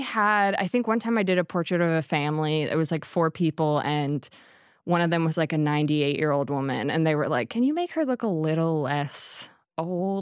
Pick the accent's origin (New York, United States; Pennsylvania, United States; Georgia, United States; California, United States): Pennsylvania, United States; Harleysville; I'm from Harleysville, Pennsylvania